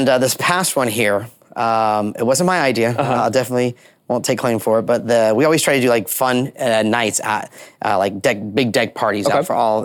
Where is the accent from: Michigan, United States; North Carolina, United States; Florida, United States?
Florida, United States; Orlando; a kid growing up in Orlando